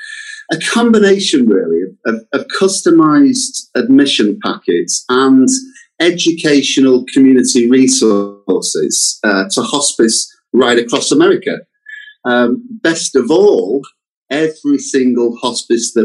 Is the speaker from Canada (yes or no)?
no; United Kingdom; accent: British; my accent does suggest that we are a British company